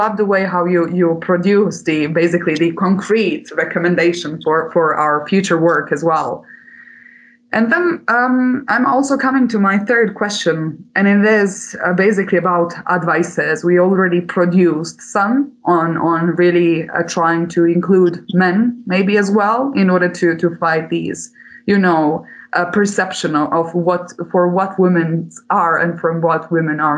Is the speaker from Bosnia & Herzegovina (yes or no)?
yes; Bosnia & Herzegovina; since I'm coming from Bosnia-Herzegovina